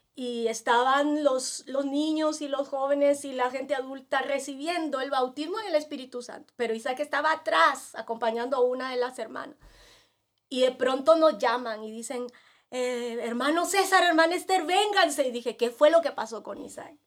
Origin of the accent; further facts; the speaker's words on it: Peru; moved away as an adult; also born or lived in Nicaragua / India; now in El Salvador; durante siete años había tenido más de 35 médicos en mi país, en Perú